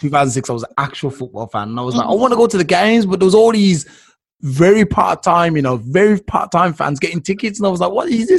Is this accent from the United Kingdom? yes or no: yes; England, United Kingdom; As an English person